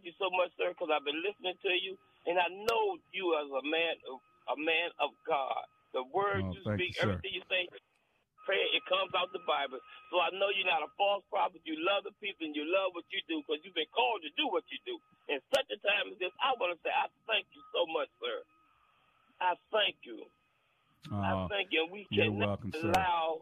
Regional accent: Washington, District of Columbia, United States; I was born and raised in Washington, D.C.

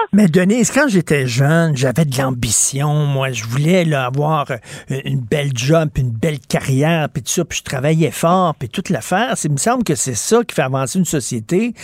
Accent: Montreal, Quebec, Canada; je viens de Verdun

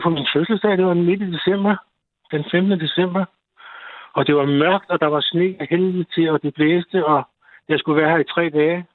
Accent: North Zealand, Capital Region of Denmark, Denmark; moved away as an adult; now in Bornholm, Denmark; jeg kommer fra Nordsjælland

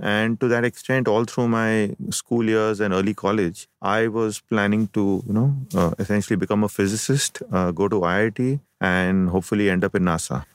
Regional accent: Mumbai, Maharashtra, India; also born or lived in Kerala / Ajmer / Chennai; I have been born and brought up in Bombay

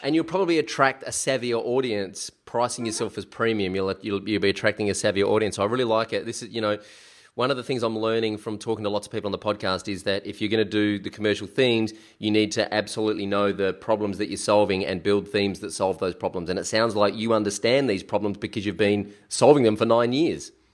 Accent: South Australia, Australia; South Australia, which is where I come from

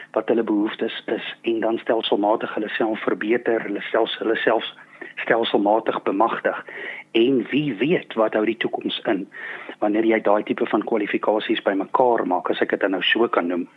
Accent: South Africa; ek as Suid-Afrikaner

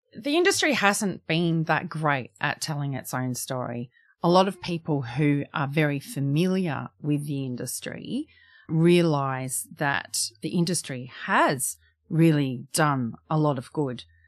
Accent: Darwin, Northern Territory, Australia; moved away; I come from Darwin

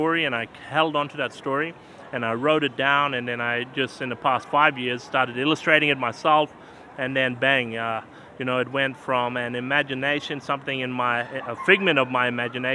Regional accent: Australia; Gunyindi peoples, with my Thongundi, my language, what we speak from back home

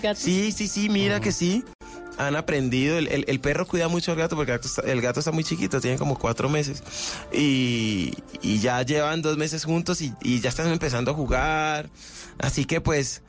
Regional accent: Cali, Valle del Cauca, Colombia; de Cali para el mundo

